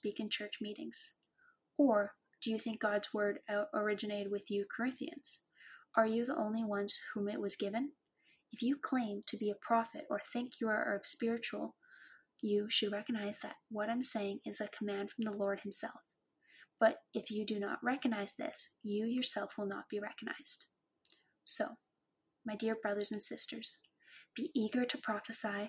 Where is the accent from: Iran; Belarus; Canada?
Canada; Cranbrook, British Columbia; growing up in Cranbrook